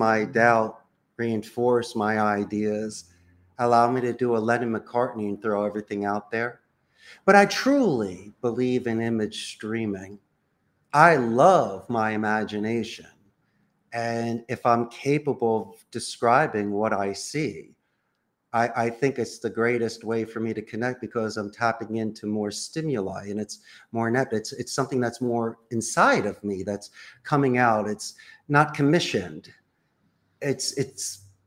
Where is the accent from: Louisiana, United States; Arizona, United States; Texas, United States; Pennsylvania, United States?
Pennsylvania, United States; Philadelphia; moved away as an adult; now in Costa Rica; I'm from Philadelphia. I live in Costa Rica.